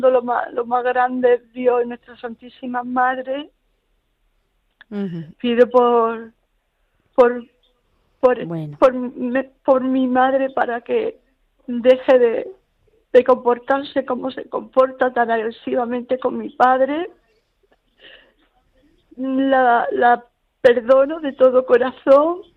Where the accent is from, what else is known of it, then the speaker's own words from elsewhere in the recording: Puerto de Mazarrón, Region of Murcia, Spain; aquí donde estoy viviendo en mi tierra, Puerto de Mazarrón